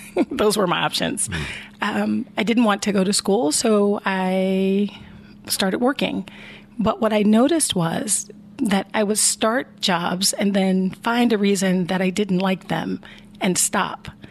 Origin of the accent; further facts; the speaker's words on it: Chicago, Illinois, United States; moved away as an adult; now in Columbus, United States; I grew up in the in Chicago, Illinois